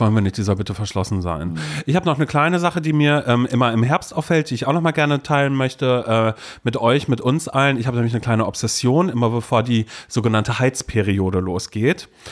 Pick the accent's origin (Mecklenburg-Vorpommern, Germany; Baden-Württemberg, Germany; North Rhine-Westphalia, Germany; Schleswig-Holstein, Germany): Mecklenburg-Vorpommern, Germany; Brudersdorf; now in Berlin, Germany; Andere Leute werden sagen 230 Seelendorf in Mecklenburg-Vorpommern, wo ich groß geworden bin